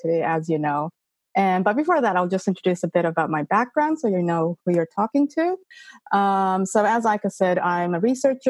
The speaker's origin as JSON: {"language": "English", "country": "Canada", "tie": "born there", "said": "And I suppose I was born in Canada. Legally Canadian, et cetera, et cetera."}